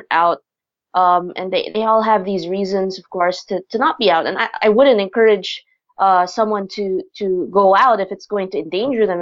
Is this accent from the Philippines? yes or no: yes; Philippines; I myself am Filipina, so I grew up here in the Philippines.